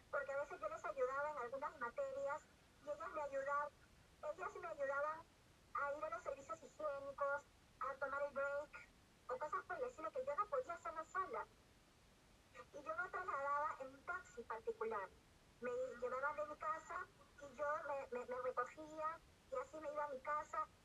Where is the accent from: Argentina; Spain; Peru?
Peru